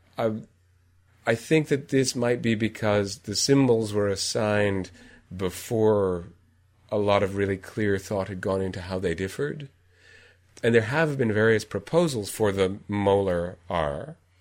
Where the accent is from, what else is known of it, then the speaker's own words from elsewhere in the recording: United States; as an American